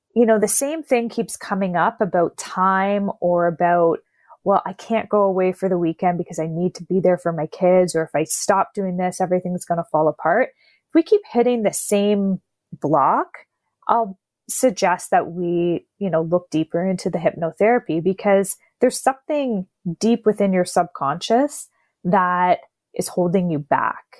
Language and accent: English; Canada; 'cause I'm Canadian